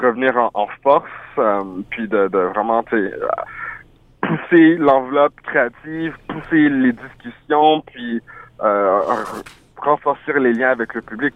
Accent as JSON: {"language": "French", "town": "Ottawa", "region": "Ontario", "country": "Canada", "tie": "born or raised there", "also_born_or_lived": "France / Montreal / Haiti (ancestry)", "first_language": "French", "said": "je suis né en France, je suis passé rapidement par Montréal, mais j'ai vraiment grandi à Ottawa, en Ontario"}